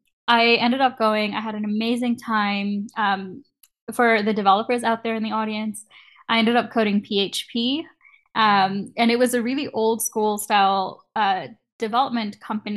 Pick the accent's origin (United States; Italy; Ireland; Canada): Canada; getting a visa to work at a company in the US as a Canadian student is really, really hard